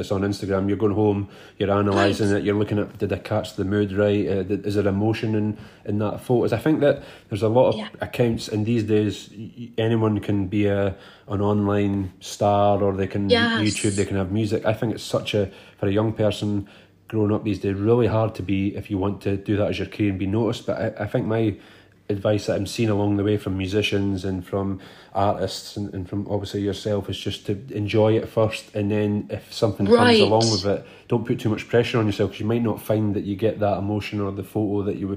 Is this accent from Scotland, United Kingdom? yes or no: yes; Arbroath, Scotland, United Kingdom; also born or lived in Dundee; my hometown which is called Arbroath